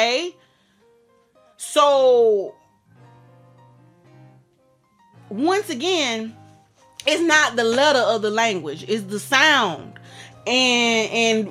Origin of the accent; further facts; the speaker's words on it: United States; I was born in America, homie. I speak English.